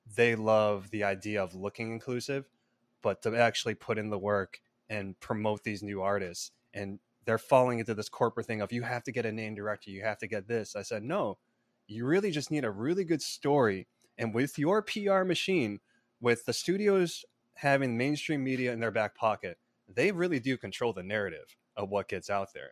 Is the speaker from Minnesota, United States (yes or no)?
no; Palatine, Illinois, United States; born or raised there; now in Los Angeles, United States